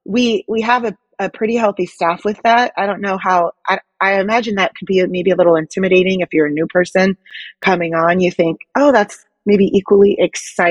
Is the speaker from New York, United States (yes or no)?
no; Hayward, California, United States; also born or lived in Manteca, California; We moved in middle school to a safer city after I grew up in Hayward, California, after we had a drive-by shooting on our street